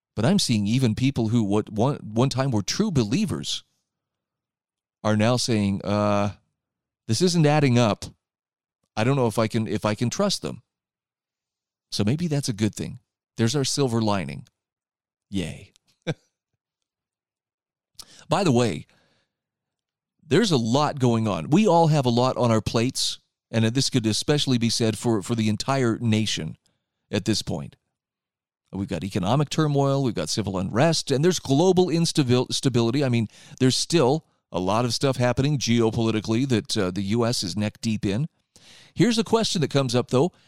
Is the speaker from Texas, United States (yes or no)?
no; Utah, United States; my home state of Utah